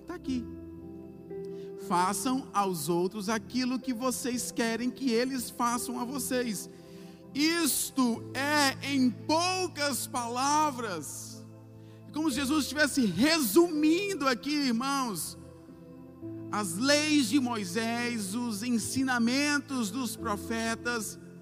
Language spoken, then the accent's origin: Portuguese; Bahia, Brazil; como nós baianos falamos